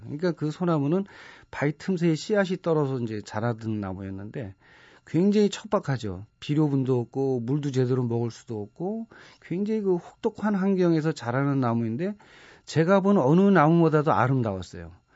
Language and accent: Korean; Seoul, South Korea; 제가 4살, 5살 때는 고향이 정릉이었어요